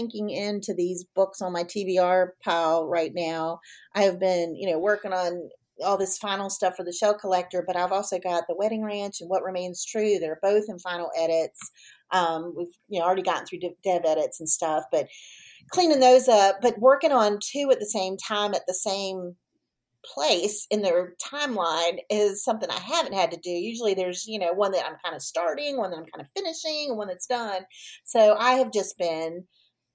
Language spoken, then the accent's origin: English; Virginia Beach, Virginia, United States; I grew up in Virginia Beach